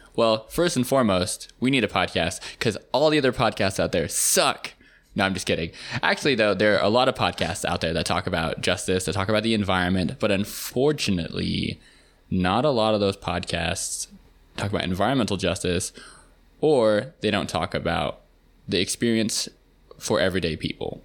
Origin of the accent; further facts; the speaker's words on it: Seattle, Washington, United States; moved away as an adult; also born or lived in Virginia / Harlem, New York City; now in New York City, United States; I grew up in Seattle